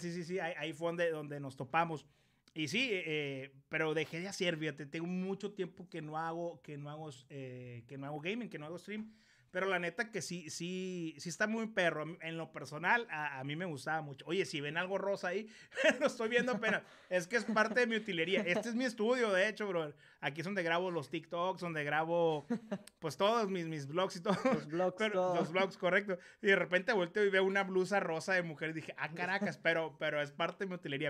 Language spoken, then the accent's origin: Spanish; Ciudad Obregón, Sonora, Mexico; Yo soy de Ciudad Obregón, Sonora